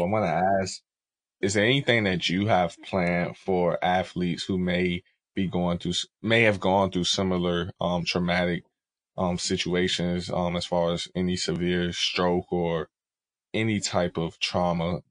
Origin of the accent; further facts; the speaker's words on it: the South, United States; moved away; I'm from down south